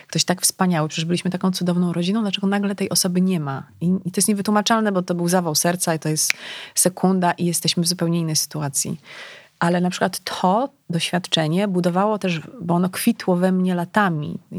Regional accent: Legnica, Lower Silesian Voivodeship, Poland; Ponieważ ja pochodzę z Legnicy, tak, Guten Morgen, to mm, wiesz, bliskość e, granicy niemieckiej, to, to był rzut beretem. E, to był początek, ja szłam do liceum na początku lat 90.

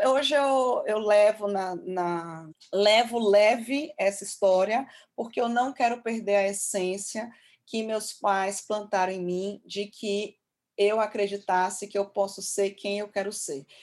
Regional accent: Brazil; falando como brasileira

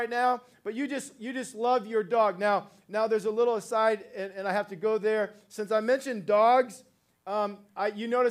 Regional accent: Ohio, United States; now in California, United States; I'm actually from Ohio originally and made my way out to California many, many years ago

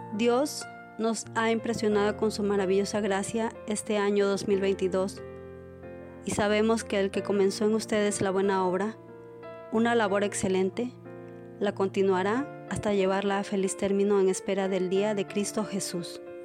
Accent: Mexico; soy de México

